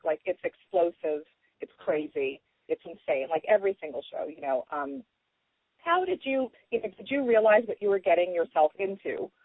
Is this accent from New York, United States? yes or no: yes; New York, United States; growing up in New York